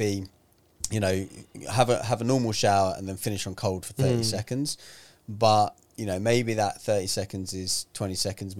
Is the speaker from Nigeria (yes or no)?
no; London, United Kingdom; also born or lived in Manchester; born and raised in London.